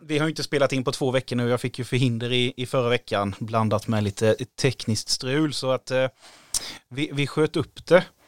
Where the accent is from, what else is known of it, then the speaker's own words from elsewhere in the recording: Sweden; då sa vi Sverige